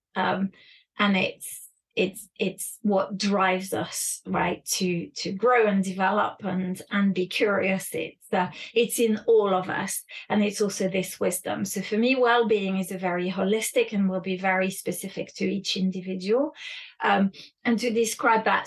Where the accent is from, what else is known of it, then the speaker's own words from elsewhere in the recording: France; moved away; also born or lived in United Kingdom; I was raised in France and in the UK